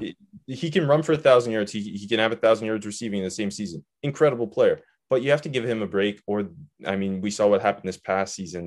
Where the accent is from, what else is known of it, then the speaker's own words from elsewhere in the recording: Canada; I'm from Canada, but I used to go to Myrtle Beach